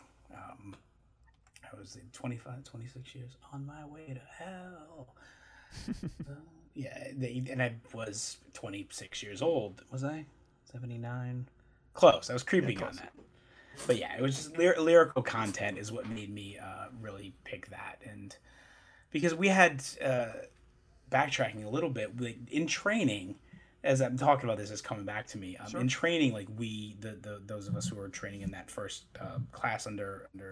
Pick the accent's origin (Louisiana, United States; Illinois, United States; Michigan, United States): Michigan, United States; I'm from Michigan